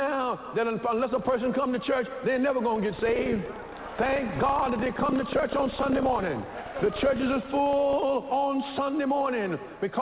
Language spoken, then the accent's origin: English; United States; I was born in America